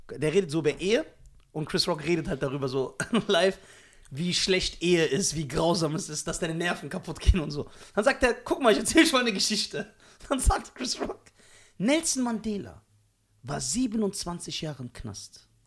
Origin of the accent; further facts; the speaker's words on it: Germany; born there; Ich bin hier in Deutschland geboren.